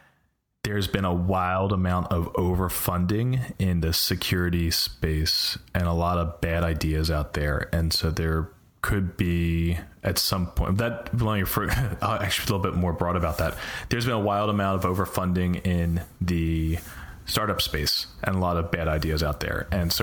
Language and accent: English; Philadelphia, Pennsylvania, United States; moved away as an adult; now in California, United States; I was born in West Philadelphia. I wasn't raised in West Philly. I grew up in Northeast Philly, but I was in West Philadelphia. I was born.